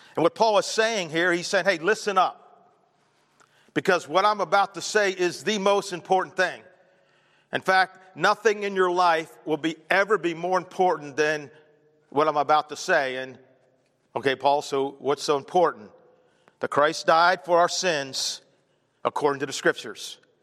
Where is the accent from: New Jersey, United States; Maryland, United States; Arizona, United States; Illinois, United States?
Maryland, United States; Baltimore; I'm growing up in Baltimore